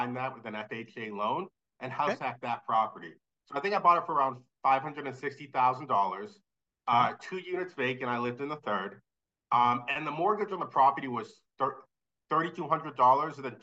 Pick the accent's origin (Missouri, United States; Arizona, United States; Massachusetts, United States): Massachusetts, United States; near Brockton; moved away as an adult; now in Worcester, United States; Brockton, which is right next to my hometown